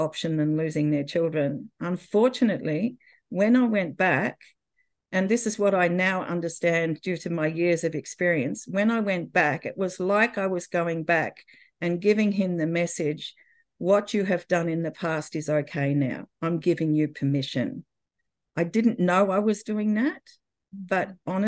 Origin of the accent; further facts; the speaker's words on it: Australia; moved away as an adult; we were able to come back to Australia before the birth of my daughter. And that's when I was back in my home country